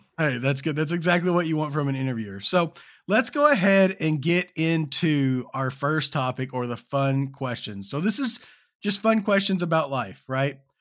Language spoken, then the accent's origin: English; Kentucky, United States; I'm from Kentucky